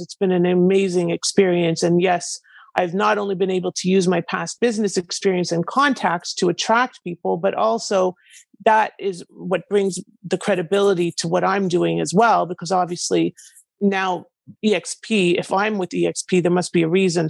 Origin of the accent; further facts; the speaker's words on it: Canada; now in United States; I am originally from Canada and I live in the US